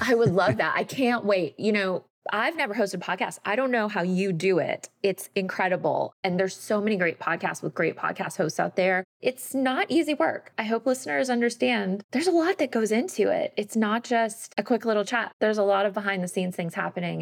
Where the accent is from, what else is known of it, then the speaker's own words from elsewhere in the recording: Georgia, United States; I was a Girl Scout, and I grew up in Georgia